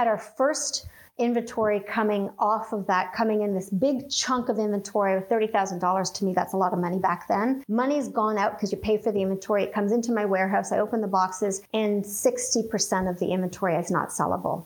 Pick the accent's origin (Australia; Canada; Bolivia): Canada; I'm Canadian